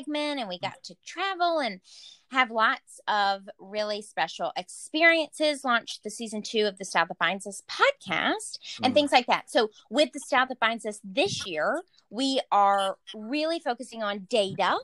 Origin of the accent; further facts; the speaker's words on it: the South, United States; moved away; I'm from the South